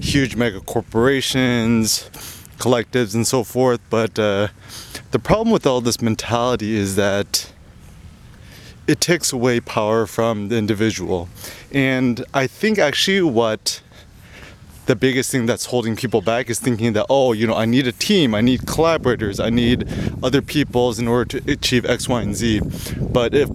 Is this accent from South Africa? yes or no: no; United States; growing up in America